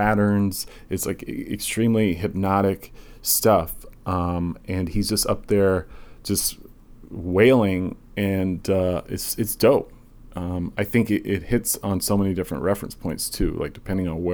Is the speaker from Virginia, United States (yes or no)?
yes; Southern Virginia, United States